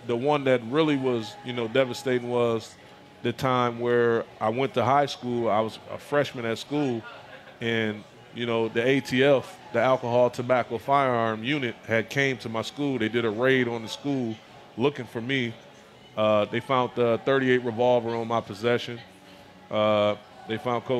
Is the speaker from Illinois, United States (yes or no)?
no; Racine, Wisconsin, United States; Racine, Wisconsin